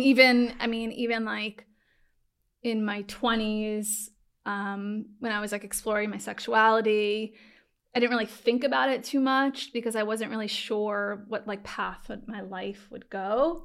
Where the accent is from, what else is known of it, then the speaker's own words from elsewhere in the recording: Long Island, New York, United States; also born or lived in Manhattan; I'm from Long Island